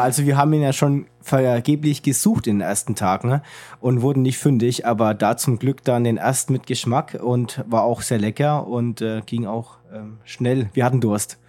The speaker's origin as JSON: {"language": "German", "country": "Germany", "said": "als Deutscher"}